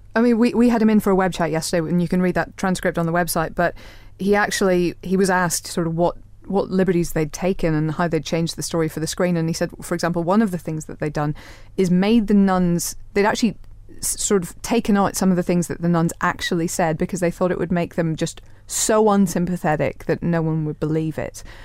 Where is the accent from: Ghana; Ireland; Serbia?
Ireland; I'm Irish